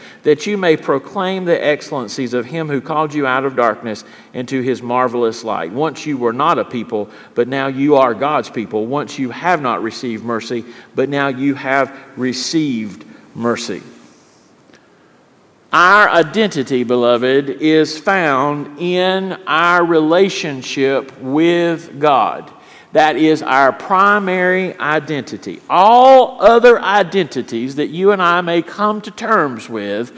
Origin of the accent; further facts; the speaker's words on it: Richlands, North Carolina, United States; I grew up in Richlands, North Carolina